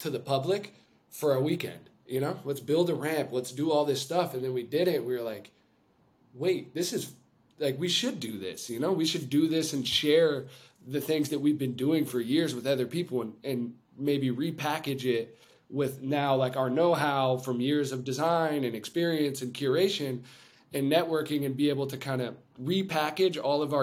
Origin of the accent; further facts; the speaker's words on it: California, United States; now in Los Angeles, United States; we're from California